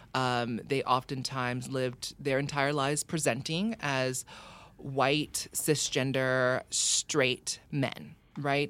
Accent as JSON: {"language": "English", "region": "Hawaii", "country": "United States", "tie": "born or raised there", "said": "growing up in Hawaii"}